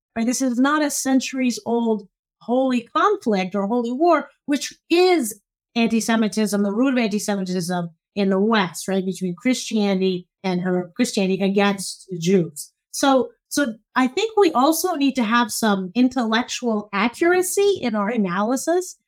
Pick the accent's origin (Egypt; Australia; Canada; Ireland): Egypt; Cairo, Cairo Governorate; now in United States; so I'm originally Egyptian. I was born in Cairo